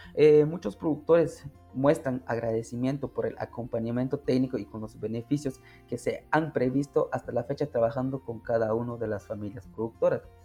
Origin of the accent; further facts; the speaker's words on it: San Agustín Lanquín, Alta Verapaz, Guatemala; soy del municipio de San Agustín Lanquín, Alta Verapaz